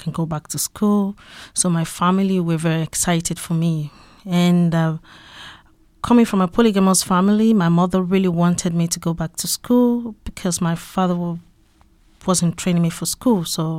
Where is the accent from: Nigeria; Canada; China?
Nigeria; Western Nigeria; moved away as an adult; also born or lived in Turkey / Greece; now in Luxembourg; Yes, I grew up in Nigeria, in the western part of Nigeria.